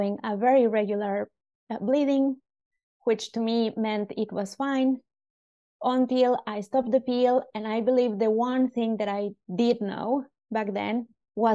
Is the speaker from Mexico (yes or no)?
yes; Mexico; moved away as an adult; now in Helsinki, Finland; I was originally born in Mexico, and I moved to Helsinki about 8 years ago